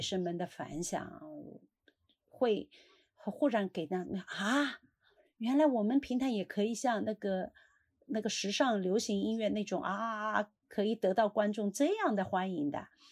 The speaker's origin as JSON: {"language": "Chinese", "town": "Suzhou", "region": "Jiangsu", "country": "China", "said": "我们苏州话"}